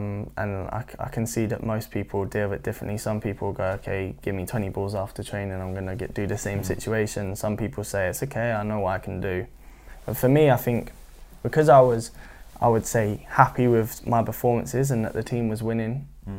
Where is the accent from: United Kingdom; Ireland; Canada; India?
United Kingdom; Norwich, East of England; I don't know if it's because I was from Norwich